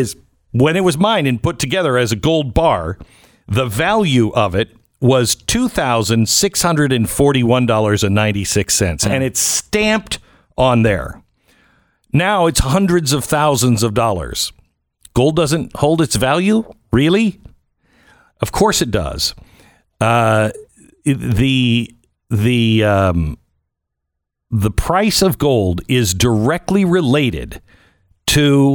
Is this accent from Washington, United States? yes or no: yes; Seattle, Washington, United States; I'm from Seattle